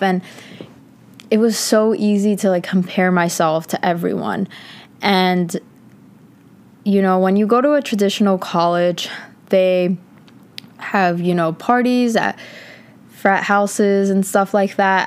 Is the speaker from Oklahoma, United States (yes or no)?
no; Connecticut, United States; moved away as an adult; now in New York City, United States; in Connecticut, where I'm from